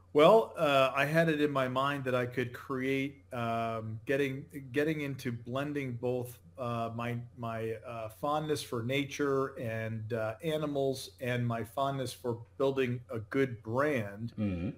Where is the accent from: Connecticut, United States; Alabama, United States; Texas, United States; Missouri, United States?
Connecticut, United States; moved away as an adult; now in Naples, Florida, United States; I grew up in Connecticut